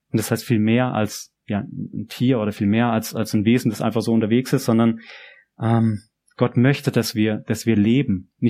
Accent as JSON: {"language": "German", "country": "Germany", "lives_now": "Japan", "said": "an dem man meine Sprache, mein Dialekt versteht und wo es zum Frühstück Quittengelee gibt. Das gibt's nicht immer in Japan."}